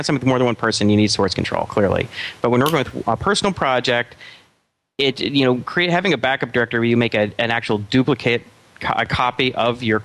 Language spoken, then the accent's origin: English; United States; us Americans, we speak English 2.0